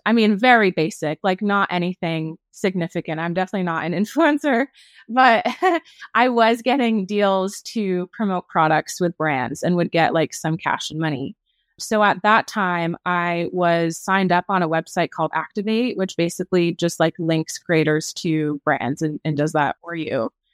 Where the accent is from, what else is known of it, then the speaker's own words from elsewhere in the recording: New England, United States; moved away; I'm formerly from New England